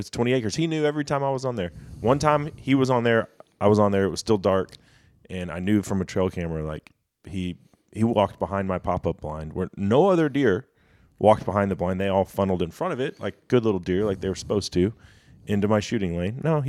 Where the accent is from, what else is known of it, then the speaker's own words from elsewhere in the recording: Dallas, Texas, United States; And certainly, you know, growing up in Dallas, it's far from what it was. I mean, it was country back in the 90s when I was a kid.